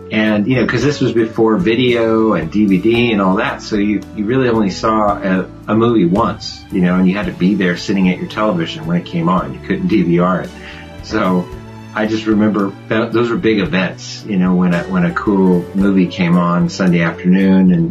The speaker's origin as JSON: {"language": "English", "region": "California", "country": "United States", "tie": "born or raised there", "said": "Well, I grew up in California, and as you mentioned, I have a twin brother, Tony"}